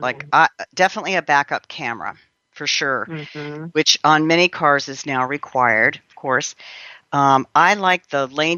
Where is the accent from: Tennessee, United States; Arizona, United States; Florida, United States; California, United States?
California, United States; I'm a Californian